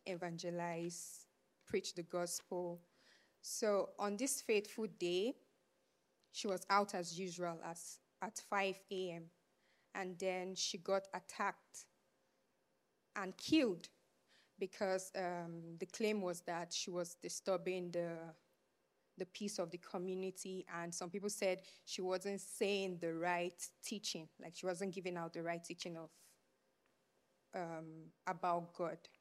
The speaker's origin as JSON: {"language": "English", "town": "Abuja", "region": "Federal Capital Territory", "country": "Nigeria", "tie": "born or raised there", "moved": "yes", "said": "I was born and raised in Abuja, which is the, um, capital of Nigeria"}